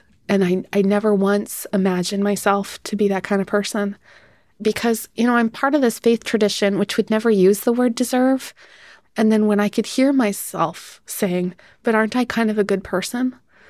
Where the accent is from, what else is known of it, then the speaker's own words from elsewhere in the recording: Canada; because I grew up in Canada